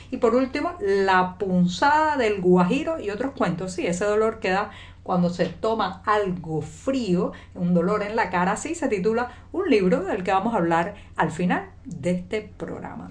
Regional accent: Cuba; cubana, periodista, ciudadana

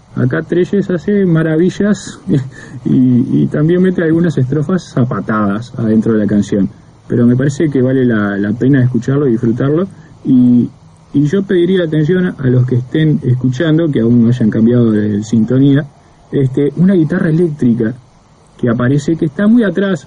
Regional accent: Montevideo, Uruguay; el Prado, lugar donde yo nací

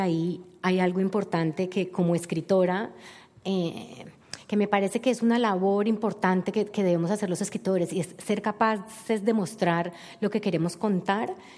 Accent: Cali, Valle del Cauca, Colombia; para nosotros los colombianos y para mí como caleña

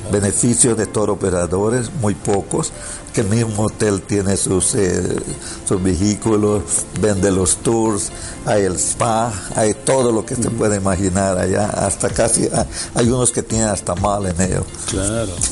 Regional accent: Belize; Claro tenemos las, raíces mexicanas en, Belice. Tenemos bastante de las mismas culturas. Somos caribeños.

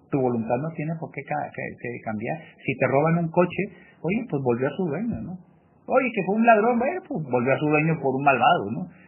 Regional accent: Mexico; Bueno, pues sí … también mexicano

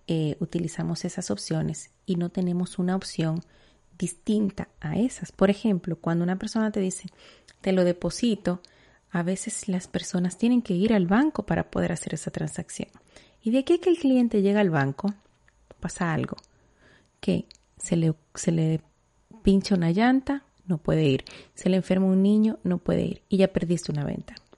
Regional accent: Dominican Republic; en mi país, en República Dominicana

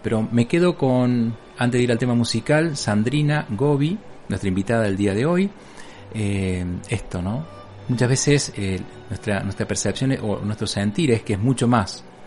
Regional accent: Bell Ville, Córdoba, Argentina; now in Capilla del Monte, Argentina; de la ciudad de Belville, que es mi pueblo natal

